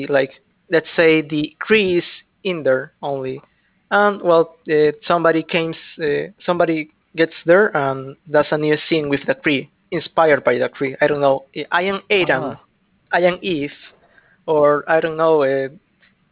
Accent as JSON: {"language": "English", "region": "Lima", "country": "Peru", "second_language": "English", "said": "I'm from Lima"}